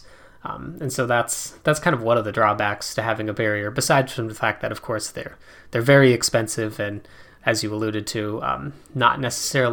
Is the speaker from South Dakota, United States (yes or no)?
yes; South Dakota, United States; I grew up in South Dakota